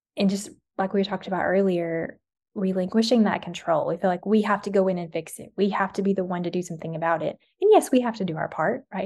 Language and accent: English; the South, United States; growing up in the South